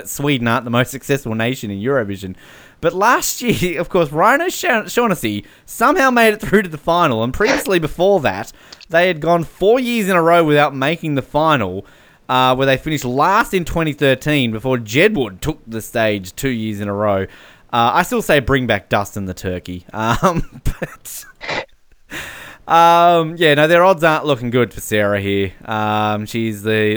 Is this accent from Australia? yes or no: yes; Australia; now in New Zealand; I'm an Australian in New Zealand.